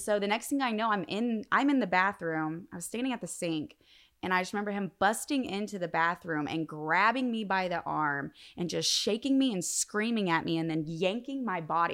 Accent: northern Indiana, United States; also born or lived in Logansport, Indiana; I'm from Indiana. So I was born in Logansport, but I grew up mainly in northern Indiana

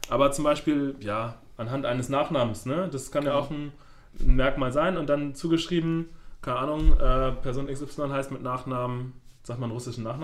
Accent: Schleswig-Holstein, Germany; ich komme aus dem Norden, so zwischen Kiel und Flensburg und da ist auch viel Wasser.

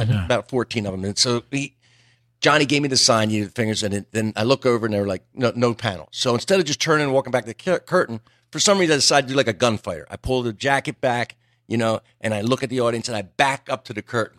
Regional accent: Pennsville, New Jersey, United States; New Jersey. Southern part, right across from Wilmington, Delaware, a place called Pennsville. Okay. Small little factory town. Everybody worked for E.I. DuPont.

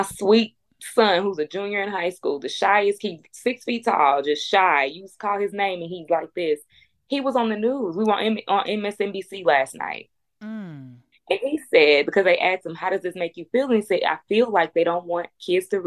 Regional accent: Houston, Texas, United States; I'm from Third Ward. I went to Jack Yates

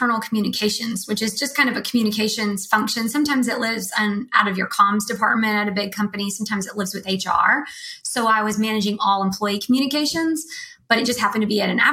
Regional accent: Nashville, Tennessee, United States; moved away as an adult; also born or lived in Austin / Los Angeles / San Francisco; I'm from Nashville

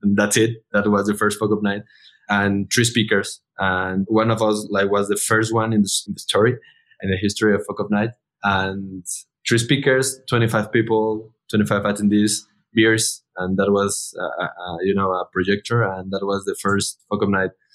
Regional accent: Mexico; all the founders, we are from Mexico

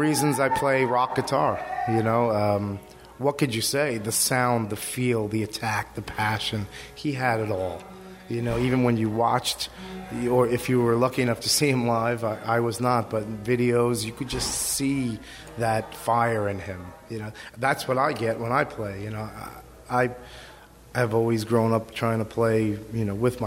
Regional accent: New York City, New York, United States; a longtime friend of mine from, growing up on Staten Island together

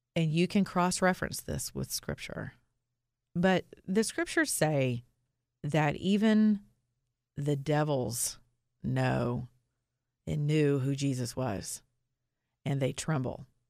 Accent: the South, United States; I'm from the South

